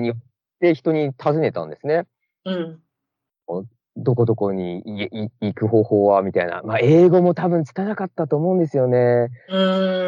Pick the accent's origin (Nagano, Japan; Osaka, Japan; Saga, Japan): Nagano, Japan; Matsumoto; moved away as an adult; now in Orange County, United States; 僕は長野県松本市出身ですね